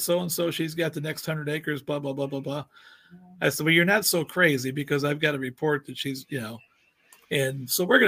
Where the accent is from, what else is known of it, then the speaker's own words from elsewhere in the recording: Cape Girardeau, Missouri, United States; I'm from Southeast Missouri, Mississippi River City, Cape Girardeau, about 100 miles south of St. Louis